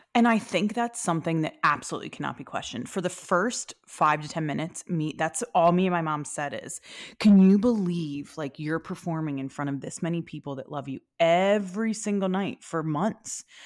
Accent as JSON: {"language": "English", "town": "Philadelphia", "region": "Pennsylvania", "country": "United States", "said": "I am from Philadelphia"}